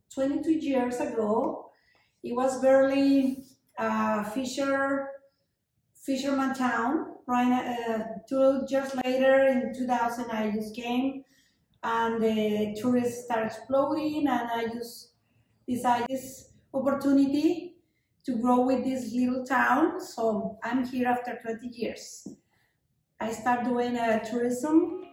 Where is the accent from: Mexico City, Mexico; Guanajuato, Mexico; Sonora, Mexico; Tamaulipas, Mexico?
Sonora, Mexico; Hermosillo; now in Puerto Peñasco, Mexico; I'm originally from Hermosillo, Sonora. I have 20 years living in Peñasco. The first time I came to Peñasco was about like 22 years ago.